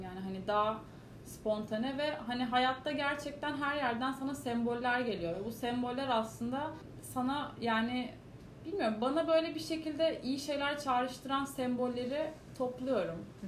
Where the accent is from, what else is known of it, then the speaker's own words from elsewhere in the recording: Istanbul, Turkey; also born or lived in New York / London; Kadıköy çocuğum yani